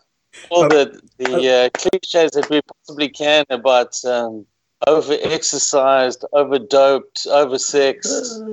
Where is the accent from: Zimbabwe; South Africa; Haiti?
South Africa; being the South African